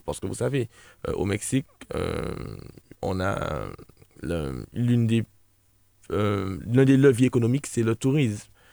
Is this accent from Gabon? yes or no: no; La Trinité, Martinique; also born or lived in Gros-Morne, Martinique; je suis habitant du Gros je suis né à l'hôpital de la Trinité